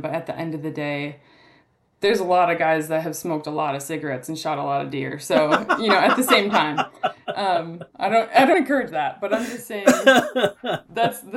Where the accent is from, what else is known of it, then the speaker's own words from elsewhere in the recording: Minnesota, United States; moved away as an adult; also born or lived in Mississippi; I grew up in Minnesota, kind of, according to some, the heart of pheasant country.